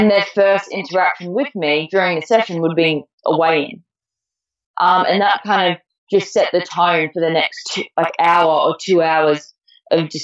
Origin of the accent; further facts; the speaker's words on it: Melbourne, Victoria, Australia; also born or lived in Torquay, Victoria; I actually moved from my the family home that I was raised in Melbourne